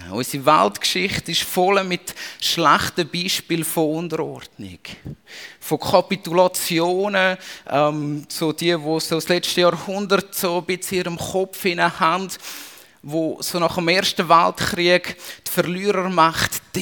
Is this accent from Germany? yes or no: no; Switzerland; aber wir haben das in uns innebehalten als Schweizer.